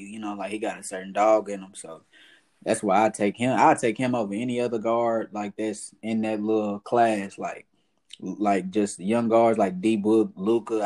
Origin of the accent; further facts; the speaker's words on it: Fort Worth, Texas, United States; also born or lived in Atlanta / Crowley; I'm from South Side of Fort Worth. Uh, I grew up there